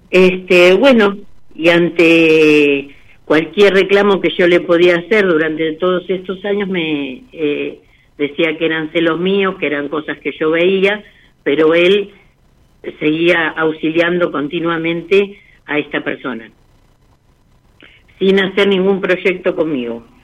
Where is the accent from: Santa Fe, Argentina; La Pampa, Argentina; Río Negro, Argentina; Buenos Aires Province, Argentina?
Buenos Aires Province, Argentina; Lanús; De Lanús.